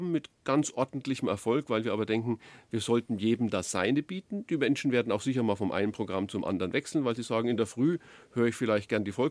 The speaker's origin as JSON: {"language": "German", "town": "Würzburg", "region": "Bavaria", "country": "Germany", "said": "Und die Franken, ich bin selber einer, ich bin Würzburger und habe auch in Nürnberg lange gearbeitet"}